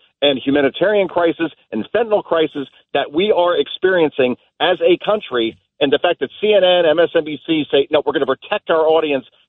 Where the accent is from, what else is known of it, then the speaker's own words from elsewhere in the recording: New Jersey, United States; I grew up in New Jersey